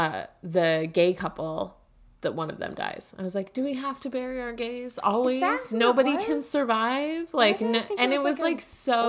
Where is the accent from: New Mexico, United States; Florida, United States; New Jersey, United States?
New Jersey, United States; Hillside; I'm from New Jersey too.